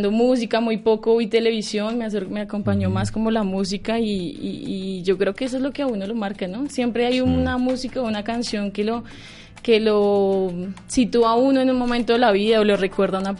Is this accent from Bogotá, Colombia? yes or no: yes; Bogotá, Colombia; Yo nací aquí en Bogotá. mi familia pues es de varias partes de, Colombia, decirlo así. Gran parte de Boyacá, del Llano, del Tolima. Entonces, pero mi infancia sí fue aquí.